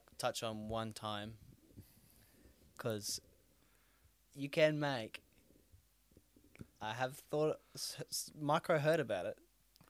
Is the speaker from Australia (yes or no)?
yes; Australia; that's what I love about being Australian.